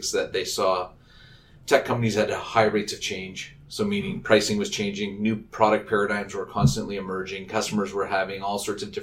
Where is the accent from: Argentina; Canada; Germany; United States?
Canada; Vancouver, British Columbia; moved away as an adult; also born or lived in Montreal / Toronto; I grew up out in the West Coast, in Vancouver, went to UBC.